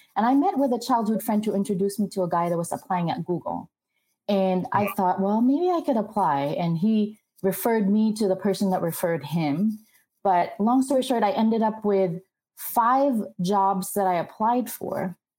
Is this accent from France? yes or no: no; Philippines; moved away as an adult; also born or lived in Glendale, United States; now in United States; I was actually born and raised in the Philippines, went to an all girls Catholic college.